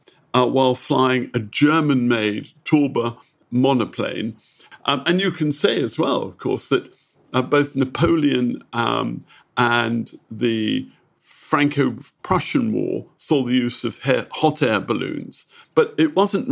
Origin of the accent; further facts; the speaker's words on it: United Kingdom; I'm a Brit